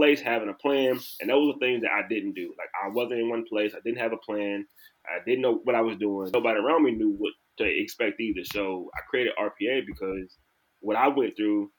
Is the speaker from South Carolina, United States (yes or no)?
no; New Orleans, Louisiana, United States; moved away as an adult; now in Dallas, United States; I'm originally from New Orleans, Louisiana